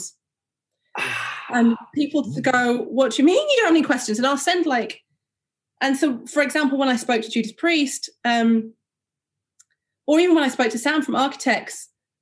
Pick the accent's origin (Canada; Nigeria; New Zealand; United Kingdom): United Kingdom; Huddersfield, Yorkshire and the Humber; I grew up in Huddersfield, I was from an all-white school.